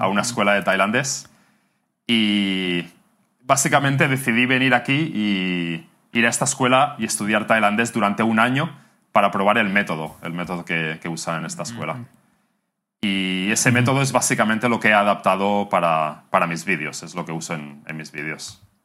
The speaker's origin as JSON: {"language": "Spanish", "area": "near Barcelona", "region": "Catalonia", "country": "Spain", "moved": "as an adult", "lives_now": "Bangkok, Thailand", "said": "Soy de cerca de Barcelona. Soy catalán."}